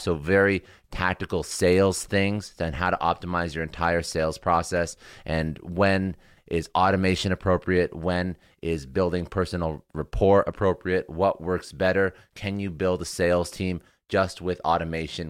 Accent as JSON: {"language": "English", "town": "Toronto", "region": "Ontario", "country": "Canada", "moved": "yes", "lives_now": "Fort Lauderdale, United States"}